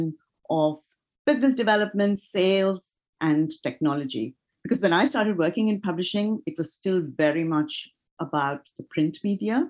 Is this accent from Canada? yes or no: no; India; moved away as an adult; also born or lived in United States; now in United Kingdom; I was born and raised in India, and my first career launched there.